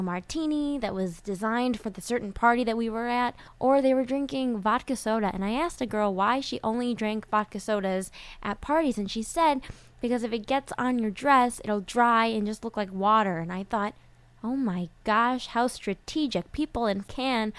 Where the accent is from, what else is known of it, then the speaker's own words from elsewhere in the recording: United States; also born or lived in Detroit, Michigan / Chicago, Illinois; I'm from Detroit, I'm from Chicago